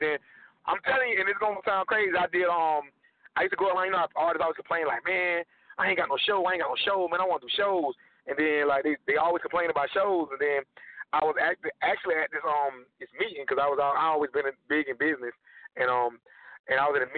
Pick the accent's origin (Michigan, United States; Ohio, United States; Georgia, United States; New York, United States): Georgia, United States; now in Dallas, United States; I'm from Georgia. Stay in Dallas, Texas right now